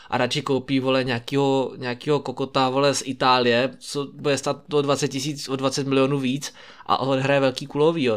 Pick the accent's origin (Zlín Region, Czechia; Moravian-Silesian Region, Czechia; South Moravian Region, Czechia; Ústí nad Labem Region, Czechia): South Moravian Region, Czechia; Brno; tady u nás v Brně